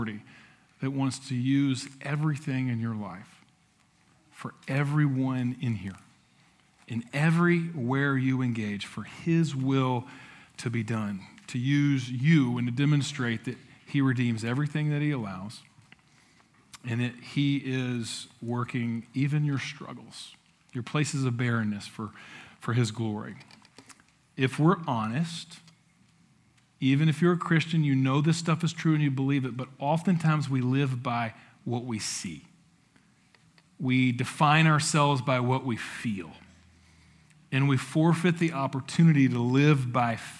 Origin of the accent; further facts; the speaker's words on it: Appalachia, United States; now in San Antonio, United States; I'm from Appalachia